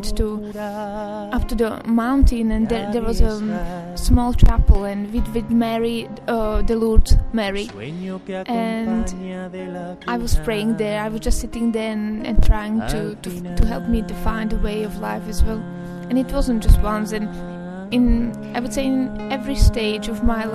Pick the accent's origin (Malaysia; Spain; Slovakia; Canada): Slovakia; I'm from Slovakia